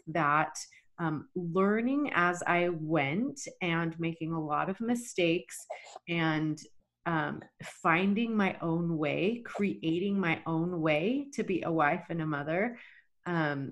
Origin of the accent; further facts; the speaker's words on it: Texas, United States; moved away as an adult; also born or lived in Rexburg, Idaho / Boise, Idaho; I was born and raised in Texas